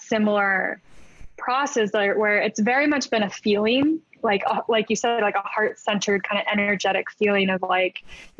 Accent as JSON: {"language": "English", "town": "Berkeley", "region": "California", "country": "United States", "tie": "born or raised there", "also_born_or_lived": "Irvine, California", "moved": "as an adult", "lives_now": "New York, United States", "said": "I grew up in Berkeley"}